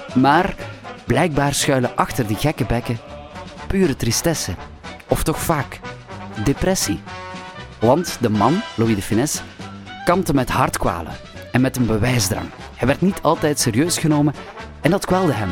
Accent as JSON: {"language": "Dutch", "area": "the French border", "region": "Flanders", "country": "Belgium", "tie": "born or raised there", "said": "ik ben opgegroeid op de Franse grens."}